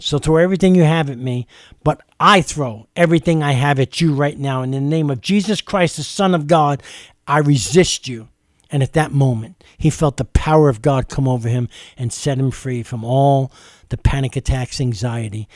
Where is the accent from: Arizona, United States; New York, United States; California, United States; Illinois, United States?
New York, United States; New York City; as a young child growing up in East Harlem, New York City